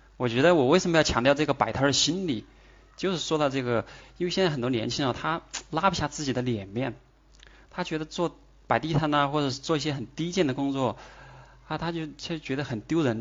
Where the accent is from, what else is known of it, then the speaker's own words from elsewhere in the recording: Chongqing, China; accent: Sichuanese; 我是来自重庆的